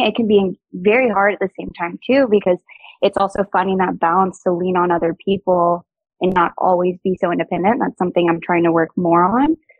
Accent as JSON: {"language": "English", "region": "Georgia", "country": "United States", "tie": "born or raised there", "moved": "as an adult", "lives_now": "South Florida, United States", "said": "growing up in Georgia, I hadn't experienced anything outside of Georgia"}